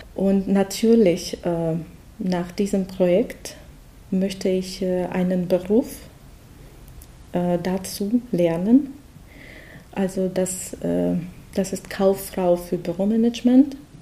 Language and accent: German; Russia; German is a second language; moved away as an adult; now in Germany; ich komme aus Russland